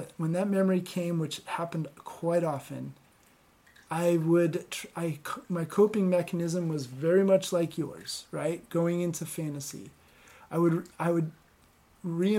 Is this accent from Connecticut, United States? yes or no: yes; Connecticut, United States; where I grew up in Connecticut